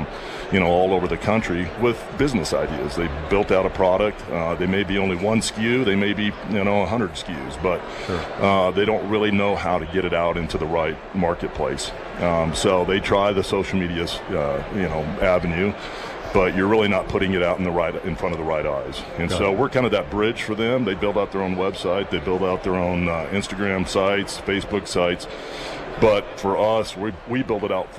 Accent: Rocky Mountains, United States; growing up in the Rocky Mountains

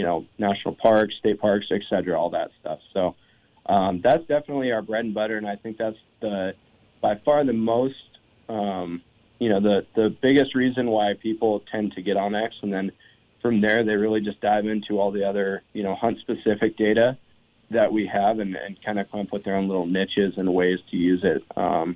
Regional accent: Montana, United States; I'm from Montana

